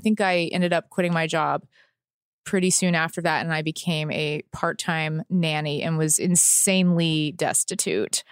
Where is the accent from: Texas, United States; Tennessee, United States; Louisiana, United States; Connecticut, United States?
Texas, United States; moved away; I grew up in Texas.